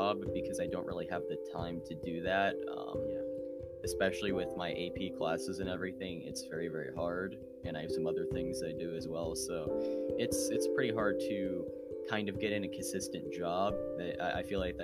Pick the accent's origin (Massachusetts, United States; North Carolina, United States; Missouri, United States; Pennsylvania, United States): Pennsylvania, United States; Pittsburgh; I'm from around the Pittsburgh area in Pennsylvania.